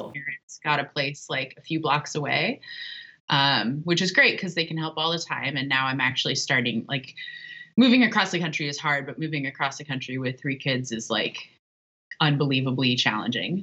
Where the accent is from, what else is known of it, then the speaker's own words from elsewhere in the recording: Ohio, United States; moved away as an adult; also born or lived in Portland, Oregon; now in Chicago, United States; I'm originally from the Midwest, from Ohio, which um, is one of the shittier parts of this country